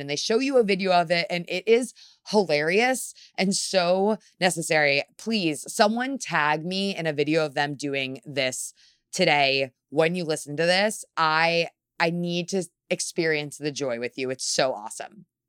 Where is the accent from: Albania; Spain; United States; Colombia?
United States; New York City, New York; as a New Yorker